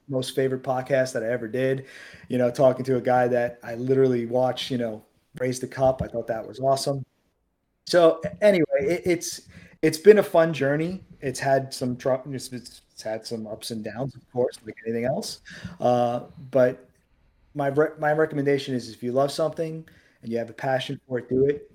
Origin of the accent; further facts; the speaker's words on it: New York City, New York, United States; I grew up in Queens